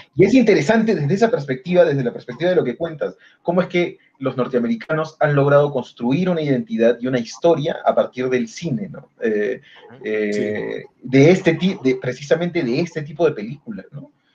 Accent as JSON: {"language": "Spanish", "country": "Peru"}